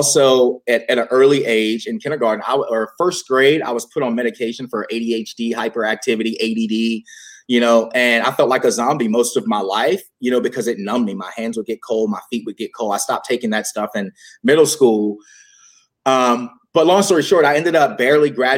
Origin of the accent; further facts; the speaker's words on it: Virginia, United States; growing up in the Bible Belt of Virginia